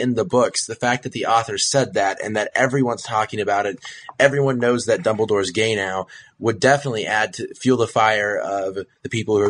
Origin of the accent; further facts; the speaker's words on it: Kansas, United States; I grew up in Kansas, you know, and Kansas is not very tolerant of homosexuals